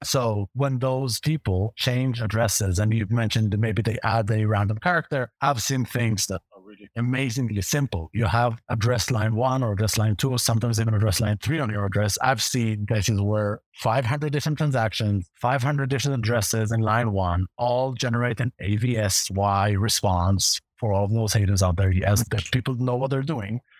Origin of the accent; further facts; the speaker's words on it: Israel; accent: Hebrew; English is a second language; I have a Hebrew accent, a pretty strong one